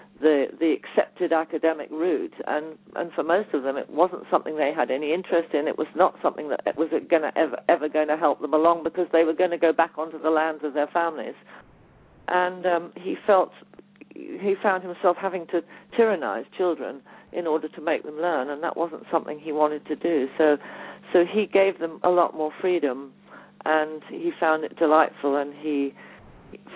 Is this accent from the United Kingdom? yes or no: yes; Leiston, East of England, United Kingdom; I was born in Summerhill, so I spent a lot of time there.